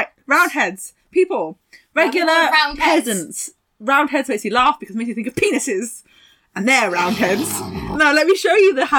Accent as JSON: {"language": "English", "area": "Welsh", "region": "Wales", "country": "United Kingdom", "said": "I'm not English. I'm Welsh."}